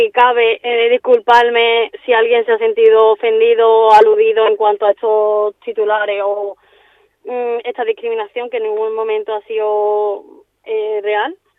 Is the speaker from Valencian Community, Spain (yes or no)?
no; Seville, Andalusia, Spain; moved away as an adult; now in Palma de Mallorca, Spain; soy de Sevilla y, bueno, actualmente pues me encuentro en Palma de Mallorca